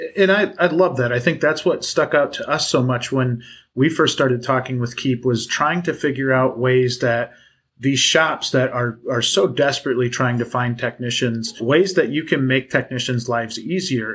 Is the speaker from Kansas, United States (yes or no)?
no; Wisconsin, United States; somebody from Wisconsin